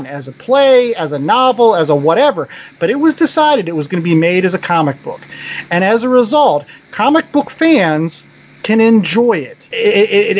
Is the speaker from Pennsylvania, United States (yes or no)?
yes; Pittsburgh, Pennsylvania, United States; my hometown of Pittsburgh